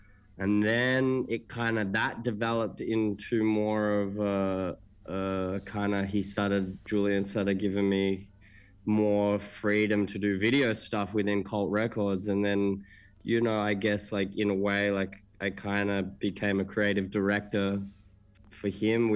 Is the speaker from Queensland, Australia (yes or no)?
no; Melbourne, Victoria, Australia; moved away as an adult; now in New York, United States; I'm from Melbourne, Melbourne, Victoria in Australia